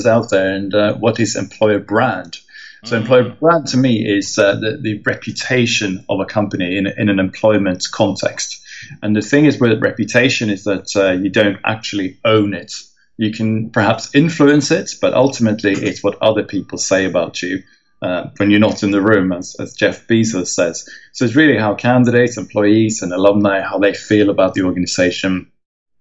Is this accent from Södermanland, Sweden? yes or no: no; Stockholm, Stockholm County, Sweden; moved away as an adult; now in London, United Kingdom; I am originally from Sweden, from Stockholm